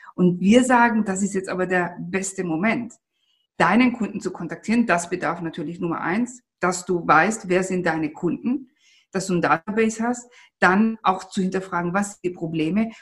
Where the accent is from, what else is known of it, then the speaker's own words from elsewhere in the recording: Italy; moved away; wir sind ja Italiener